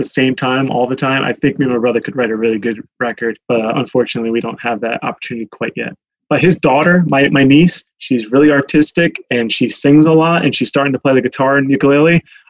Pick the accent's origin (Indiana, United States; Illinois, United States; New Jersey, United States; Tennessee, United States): New Jersey, United States; moved away as an adult; also born or lived in New York City / Idaho; I brought him to New Jersey to my hometown friends.